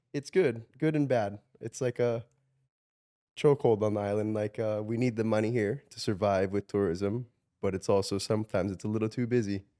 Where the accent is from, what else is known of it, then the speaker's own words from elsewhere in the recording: Hawaii, United States; I grew up in Hawaii. I grew up in a small town where everyone knows everyone.